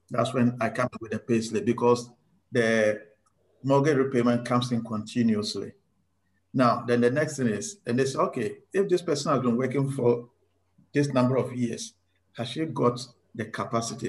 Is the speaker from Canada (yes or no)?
no; Ghana; also born or lived in South Australia; now in Australia; I am originally from Ghana.